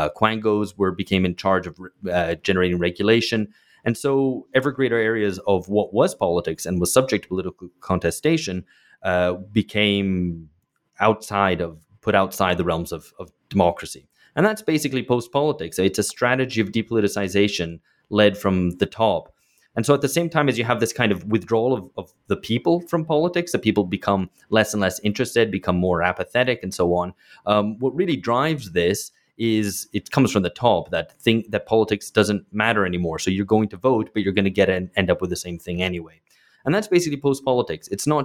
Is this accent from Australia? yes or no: no; United Kingdom; And I grew up in Britain then.